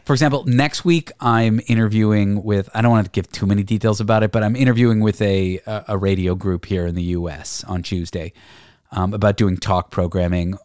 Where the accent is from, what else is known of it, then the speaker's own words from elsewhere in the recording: Canada; I'm Canadian.